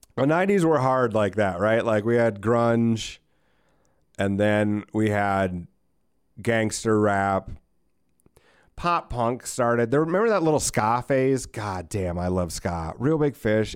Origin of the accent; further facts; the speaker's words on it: United States; as an American